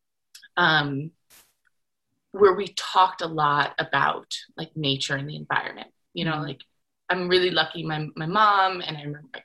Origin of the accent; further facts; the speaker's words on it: New York, United States; moved away as an adult; also born or lived in Connecticut / Salt Lake City, Utah / Jackson, Wyoming; I grew up in New York, went to university in Connecticut